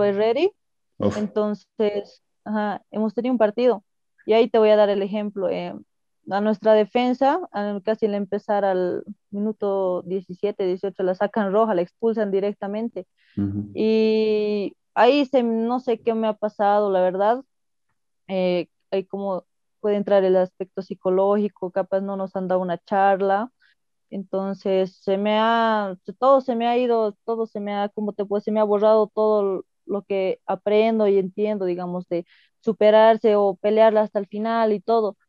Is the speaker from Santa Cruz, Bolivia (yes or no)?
no; Coroico, La Paz, Bolivia; soy de, de, La Paz, del pueblo coroico de los Yungas